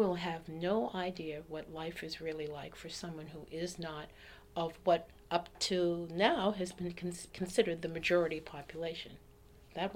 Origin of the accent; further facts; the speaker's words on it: Boston, Massachusetts, United States; moved away; Roxbury was then the black enclave in Boston. And I grew up in Roxbury.